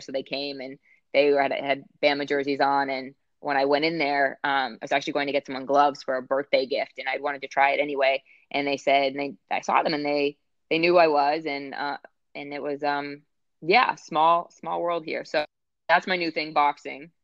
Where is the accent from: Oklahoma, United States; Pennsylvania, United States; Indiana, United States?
Pennsylvania, United States; Pittsburgh; now in Cincinnati, United States; I was born and raised there.